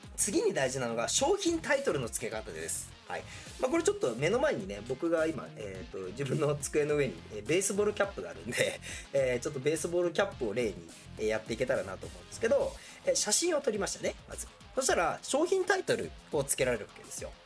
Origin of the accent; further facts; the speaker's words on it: Gunma, Japan; 僕は群馬県っていうね、まあ、すごい田舎のところ出身なんで